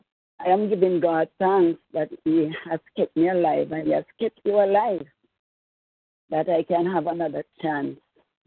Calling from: Jamaica; I'm calling from Jamaica.

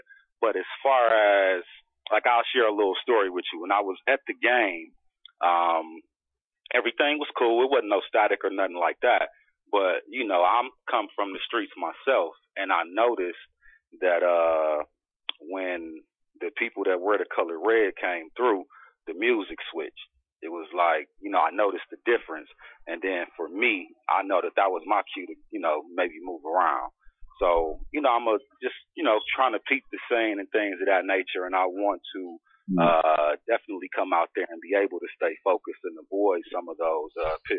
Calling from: Milwaukee, Wisconsin, United States; I'm chiming in from Milwaukee, Wisconsin, home of Sheriff David Clark.

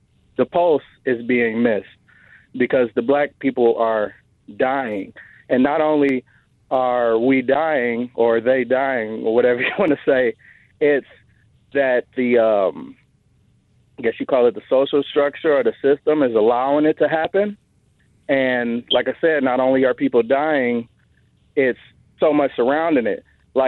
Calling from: Detroit, Michigan, United States; Not a lot. Detroit, Michigan.

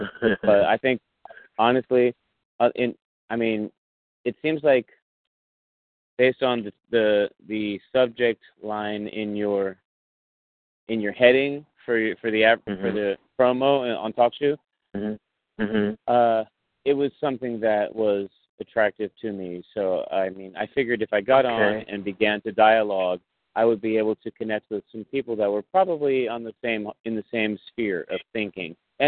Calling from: Bay Area, California, United States; I'm actually calling from the Bay Area.

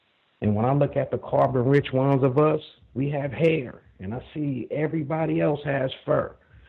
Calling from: Los Angeles, California, United States; I'm calling from Los Angeles, and I don't know if you're still having us classify ourselves, but I'm non-white.

